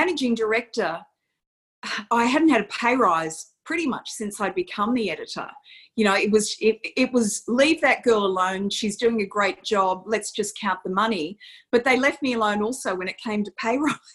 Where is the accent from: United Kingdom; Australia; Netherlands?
Australia; Campbelltown, New South Wales; I am that girl that grew up in Campbelltown